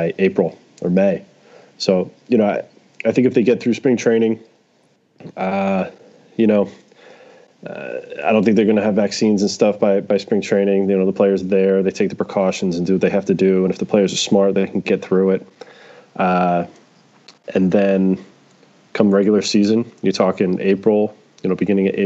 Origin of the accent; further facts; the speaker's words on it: New York City, New York, United States; also born or lived in Westchester, New York; I was born in the Bronx and kind of grew up around